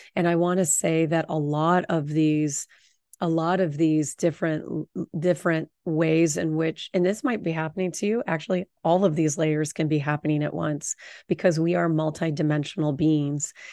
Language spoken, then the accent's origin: English; Orange County, Southern California, United States; I grew up in Orange County